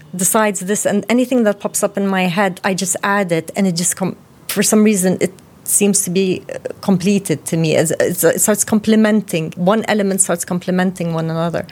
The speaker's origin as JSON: {"language": "English", "country": "Jordan", "tie": "born or raised there", "said": "we grew up in Jordan with my mother's side"}